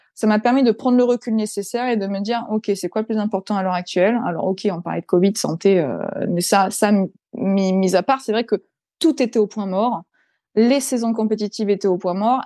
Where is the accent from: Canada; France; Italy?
France; Provence-Alpes-Côte d'Azur; now in Reims, France; je suis du Sud-Est.